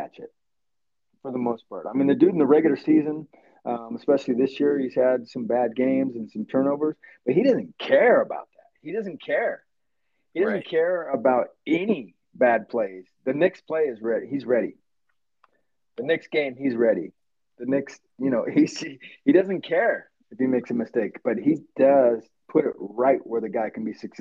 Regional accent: California, United States; I'm a born and raised California boy myself

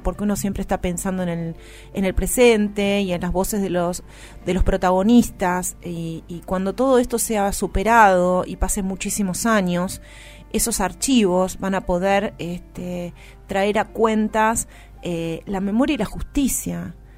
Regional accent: Argentina

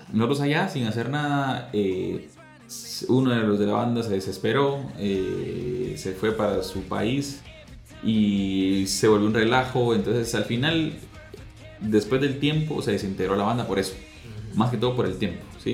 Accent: Guatemala; soy de Guatemala, pues estoy orgulloso de ser guatemalteco

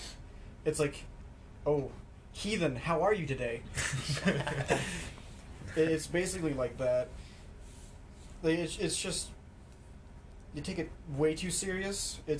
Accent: Vernal, Utah, United States; I am from Vernal.

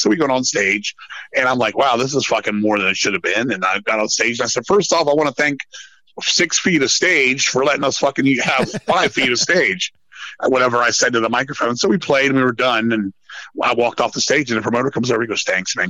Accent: Virginia, United States; I'm from Virginia

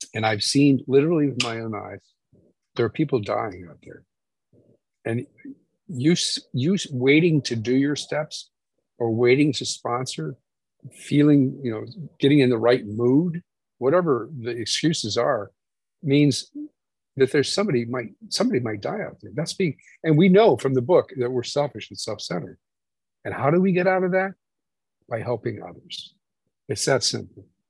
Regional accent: Indiana, United States; I'm from Indiana.

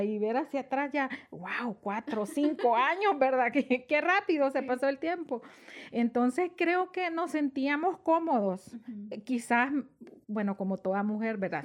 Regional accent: San Miguel, El Salvador; moved away as an adult; yo soy originaria de San Miguel y yo para esa época vivía allá, estaba estudiando eh, mi último año de bachillerato

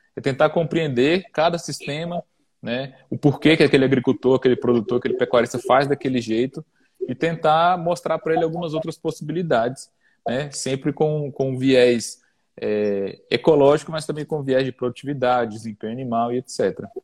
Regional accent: Brasília, Federal District, Brazil; sou natural de Brasília

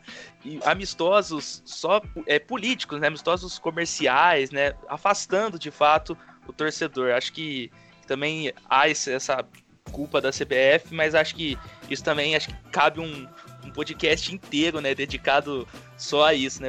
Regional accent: Brazil; nós brasileiros

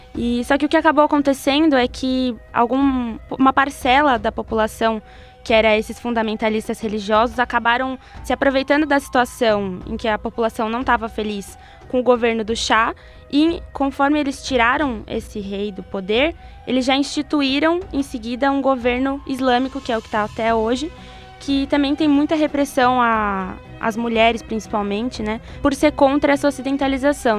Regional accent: Brazil; como brasileiros

